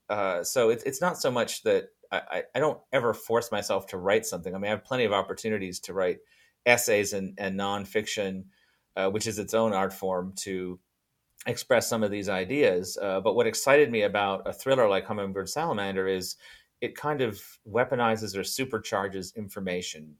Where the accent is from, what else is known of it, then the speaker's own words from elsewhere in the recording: Fiji; moved away; when I was growing up in Fiji